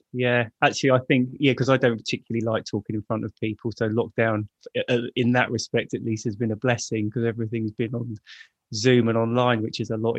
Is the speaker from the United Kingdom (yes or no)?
yes; Raynes Park, London, United Kingdom; also born or lived in Hammersmith; I was born in Hammersmith Hospital, but grew up in Raines Park, which is sort of near Wimbledon. And yeah, grew up, went to school around there, spent all of my life up to my 30s, I think, living in Raines Park.